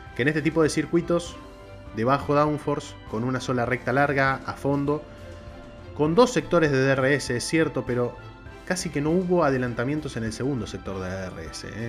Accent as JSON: {"language": "Spanish", "country": "Argentina", "said": "el país de donde soy yo, que es Argentina"}